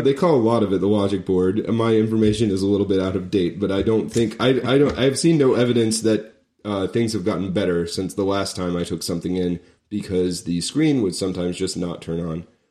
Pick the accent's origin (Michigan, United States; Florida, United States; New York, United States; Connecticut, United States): Florida, United States; moved away; I was from Florida